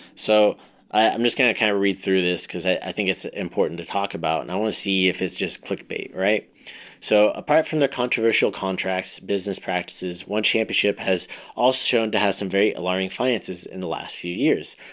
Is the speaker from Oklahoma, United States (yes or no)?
no; Ventura, California, United States; I grew up in Ventura, went, it was right across the street from where I went to high school and everything too